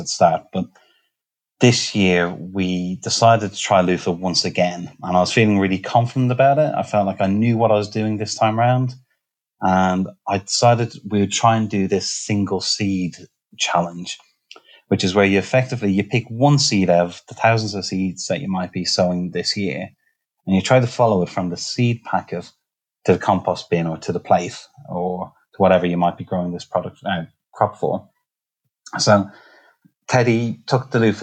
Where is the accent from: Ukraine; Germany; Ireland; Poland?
Ireland; now in Nottingham, United Kingdom; I'm Irish